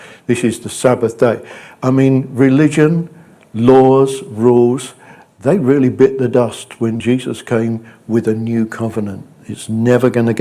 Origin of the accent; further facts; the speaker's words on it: United Kingdom; We're British.